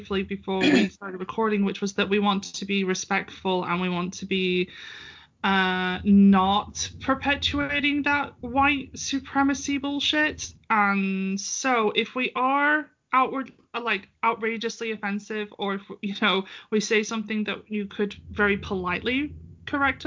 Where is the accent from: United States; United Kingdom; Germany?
United Kingdom; I'm British